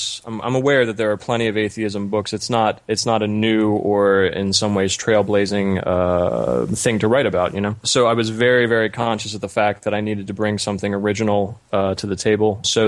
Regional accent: New Jersey, United States; also born or lived in New York City / Alabama / North Carolina; Yeah, originally I'm from just outside Philadelphia in New Jersey in the United States, and just generally lived all over the U.S.

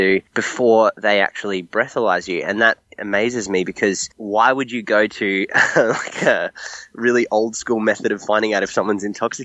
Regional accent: Australia; accent: Australian; moved away as an adult; now in Los Angeles, United States; I'm clearly Australian, if you can hear the accent, but I live in America.

